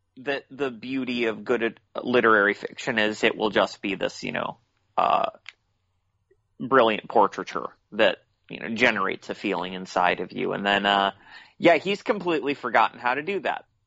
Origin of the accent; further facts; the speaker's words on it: United States; I'm American